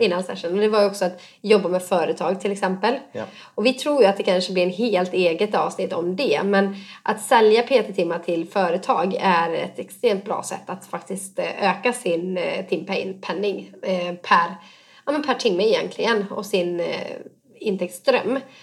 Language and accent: Swedish; Borås, Västra Götaland, Sweden; från min hemstad Borås